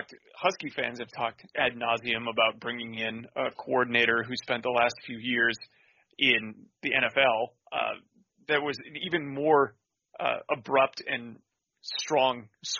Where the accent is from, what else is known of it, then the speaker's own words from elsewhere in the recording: Fargo, North Dakota, United States; growing up in North Dakota, in Fargo, where the FCS powerhouse North Dakota State is.